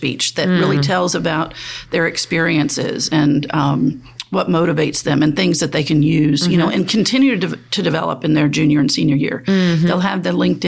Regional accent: New Orleans, Louisiana, United States; I grew up in New Orleans, played the trombone, and I have played with Wynton Marsalis

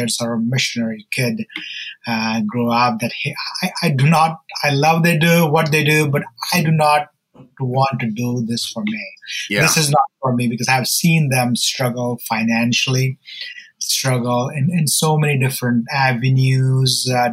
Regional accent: India; I'm from India, and my story is that I grew up in church

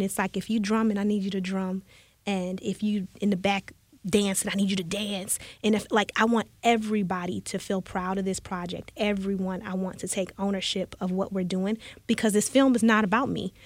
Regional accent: Chicago, Illinois, United States; now in Houston, United States; I'm from the Chicago area

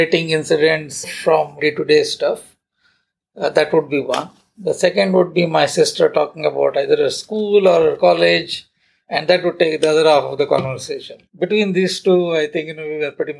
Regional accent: Udupi, Karnataka, India; moved away as an adult; also born or lived in Mumbai; let me go to Udupi because this has been my hometown. My family is here. My friends are here.

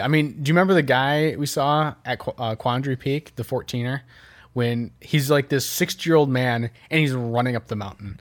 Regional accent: Midwest, United States; as a Midwesterner

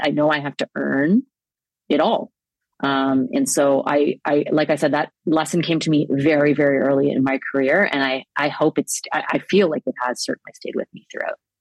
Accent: Toronto, Ontario, Canada; We grew up in Danforth, the queen of the Danforth in Toronto

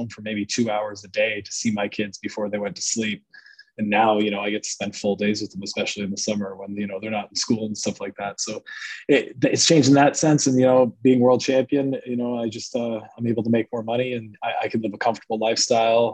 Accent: Canada; I had border issues as a Canadian

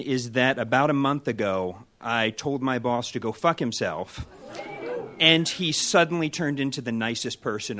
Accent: Miami, Florida, United States

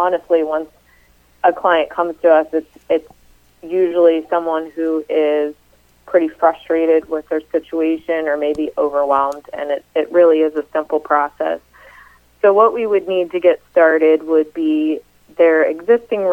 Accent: Uniontown, Pennsylvania, United States; moved away; also born or lived in Ohio; I actually grew up in the Pittsburgh area in a small town called Uniontown

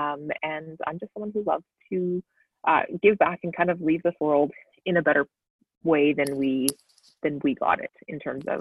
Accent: Sherwood Park, Alberta, Canada; now in Edmonton, Canada; I grew up in Sherwood Park

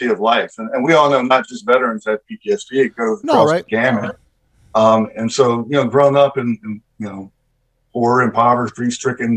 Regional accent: Baltimore, Maryland, United States; I grew up in Baltimore

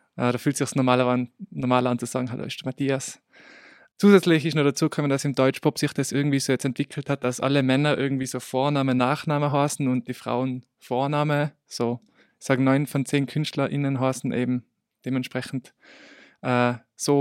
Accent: Obsteig, Tyrol, Austria; moved away as an adult; now in Innsbruck, Austria; Eigentlich komme ich aus Obsteig und ich bin jetzt eben seit eh seit Beginn dieses Jahres in Innsbruck

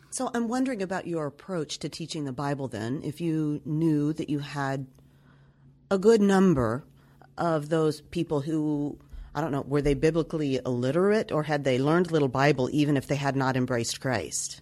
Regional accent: Nashville, Tennessee, United States; I come from Nashville, Tennessee

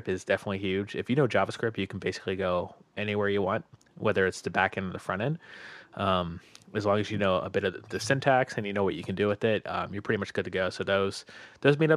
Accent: Tampa, Florida, United States; also born or lived in Orlando, Florida; grew up in Tampa

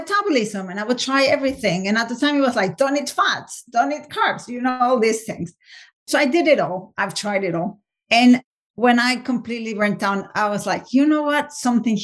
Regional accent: Mexico City, Mexico; moved away as an adult; also born or lived in England; now in United States; I'm originally from Mexico City, and then we moved to live in England

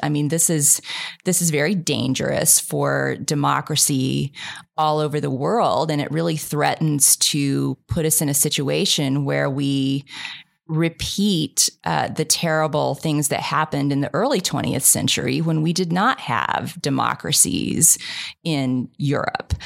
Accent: Kansas, United States; moved away; I grew up in Kansas

